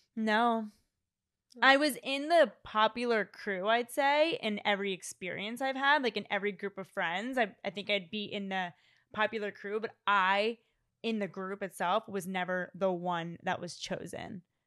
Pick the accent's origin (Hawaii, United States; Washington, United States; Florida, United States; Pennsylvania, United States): Pennsylvania, United States; suburbs of Philadelphia; born or raised there; moved away